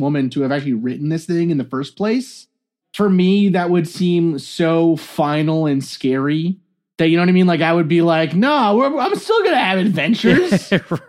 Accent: New York, United States; growing up in New York

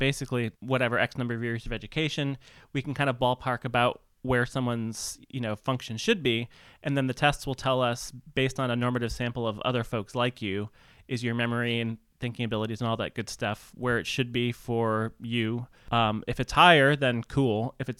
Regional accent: Midwest, United States; I'm from the Midwest.

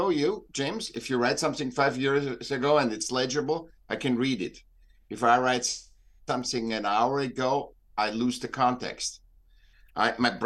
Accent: Vienna, Austria; moved away as an adult; also born or lived in Newport Beach, California; now in United States; I'm from Vienna. I was born in Vienna.

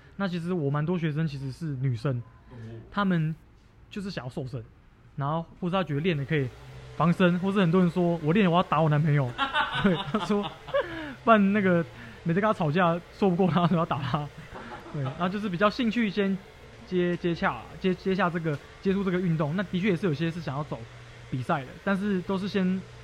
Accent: Taiwan; 我是台湾人嘛

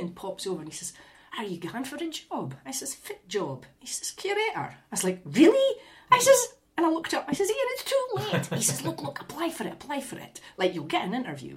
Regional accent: Aberdeenshire coast, Scotland, United Kingdom; I did Hidden Aberdeenshire, the Coast, which was my favourite, because I got to write about my hometown and my grandparents' villages

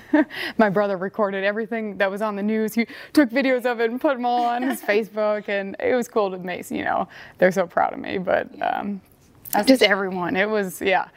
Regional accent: Sheboygan, Wisconsin, United States; also born or lived in Minnesota; now in Denver, United States; growing up in Sheboygan, Wisconsin, is an hour south

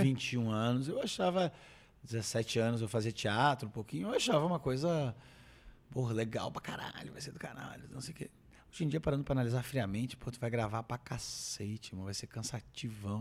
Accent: Brazil; estou velho e sou brasileiro preguiçoso

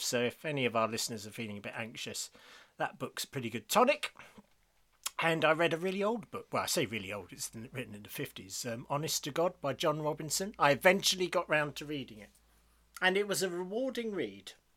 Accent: United Kingdom; we're British

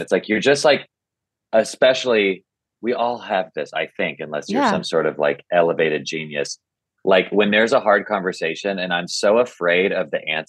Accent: Nashville, Tennessee, United States; I grew up in Nashville

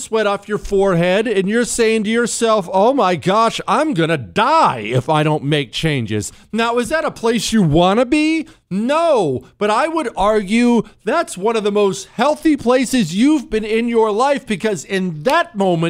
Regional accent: Toronto, Ohio, United States; also born or lived in Steubenville / Montana; You know, I was born in Ohio, Toronto, Ohio. Actually, born in Steubenville, but we lived in Toronto, Ohio, tiny little town.

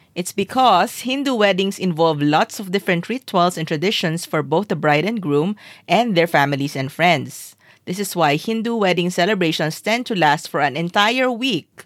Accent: Zamboanga City, Zamboanga Peninsula, Philippines; I grew up in Zamboanga City

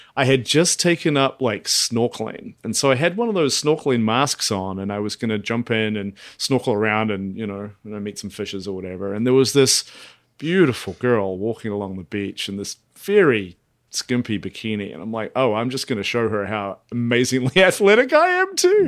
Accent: Dunedin, Otago, New Zealand; moved away; my hometown of Dunedin

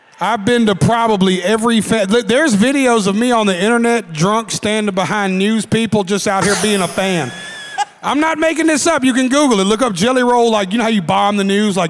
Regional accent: Nashville, Tennessee, United States; I grew up in Antioch, Tennessee

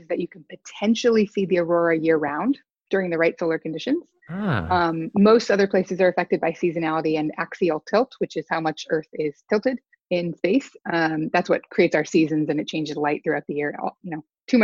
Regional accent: Alaska, United States; moved away; I grew up in Alaska

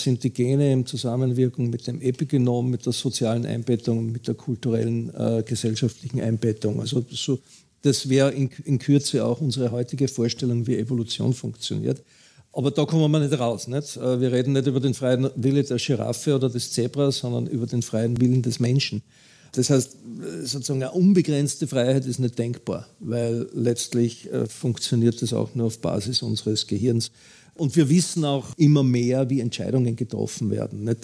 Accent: Austria; Bei uns in Österreich geht es ja noch einigermaßen

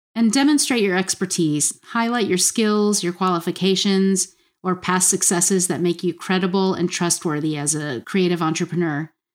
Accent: South Florida, United States; moved away as an adult; also born or lived in Atlanta / Kentucky; I actually grew up in South Florida

